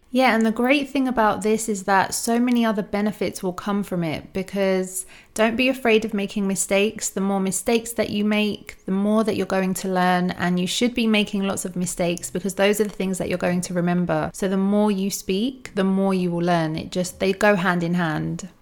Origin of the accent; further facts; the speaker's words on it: United States; accent: American; my American accent